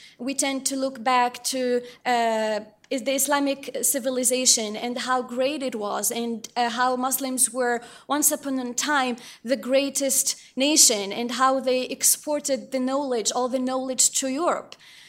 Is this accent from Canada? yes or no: no; Morocco; some details and some stories of Amir that I personally had to experience growing up in Morocco.